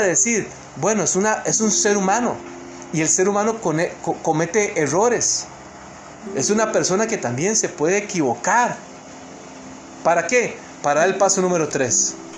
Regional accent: Costa Rica; moved away as an adult; now in New Jersey, United States; soy tico, ¿verdad? Soy costarricense

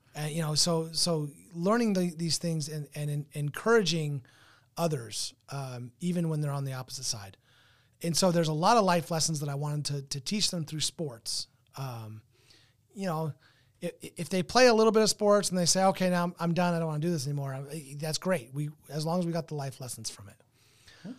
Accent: Southern California, United States; moved away; I come from Southern California.

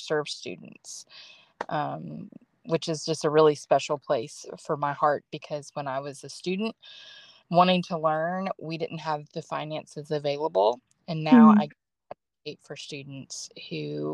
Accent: Ohio, United States; moved away as an adult; now in Ringgold, United States; I'm a proud Ohioan

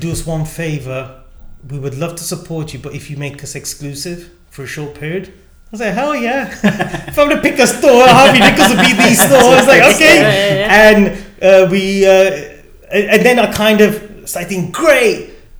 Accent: India; And then immediately in our head, it was like, we're Indian.

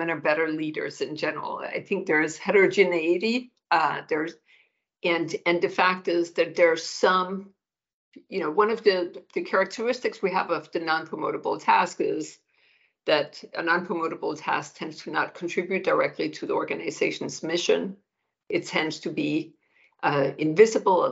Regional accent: Denmark; moved away as an adult; now in United States; I'm born and raised in Denmark

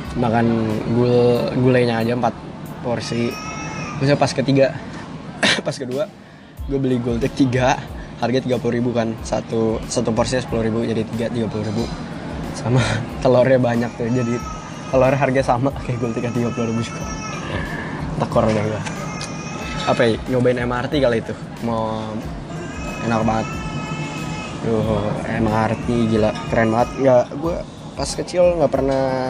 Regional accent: Jakarta, Indonesia; moved away as an adult; also born or lived in Montenegro

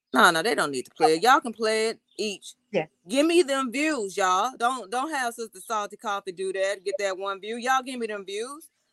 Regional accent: Texas, United States; moved away; I'm from Texas

